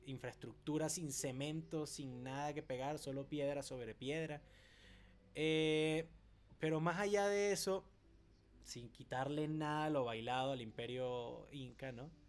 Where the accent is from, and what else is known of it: Venezuela